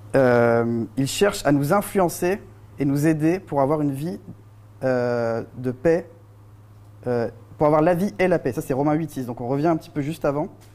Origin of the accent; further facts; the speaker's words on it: France; en tant que Français